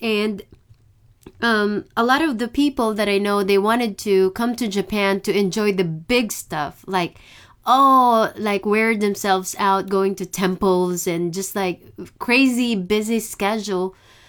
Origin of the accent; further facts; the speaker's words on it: Philippines; moved away; I came from the Philippines, so it wasn't too hard.